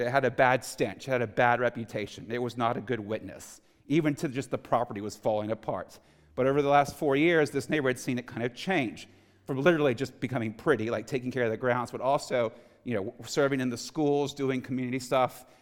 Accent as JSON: {"language": "English", "town": "Houston", "region": "Texas", "country": "United States", "tie": "born or raised there", "said": "I was born and raised in Houston, Texas, a non-Christian home"}